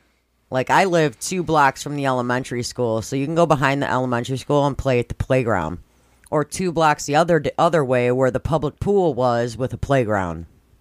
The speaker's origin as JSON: {"language": "English", "town": "Schaumburg", "region": "Illinois", "country": "United States", "tie": "born or raised there", "said": "where I grew up in Schaumburg was more tense and stressful and you couldn't relax."}